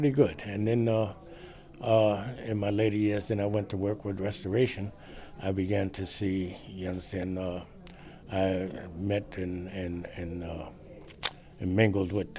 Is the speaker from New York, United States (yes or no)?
yes; New York City, New York, United States; also born or lived in Bedford-Stuyvesant, Brooklyn; I was born in Cumberland Hospital, which is no longer, and we lived at 167 Navy Street down by the Brooklyn Navy